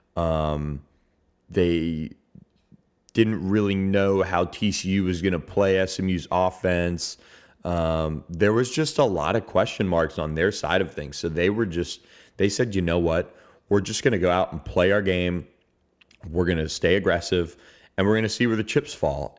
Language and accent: English; Tampa, Florida, United States; moved away; my hometown of Tampa.